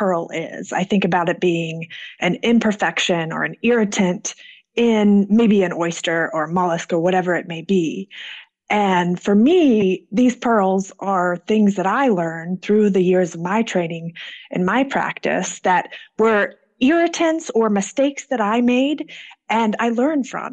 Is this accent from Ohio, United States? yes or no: no; Atlanta, Georgia, United States; I am from Atlanta, Georgia, and that's where I'm currently practicing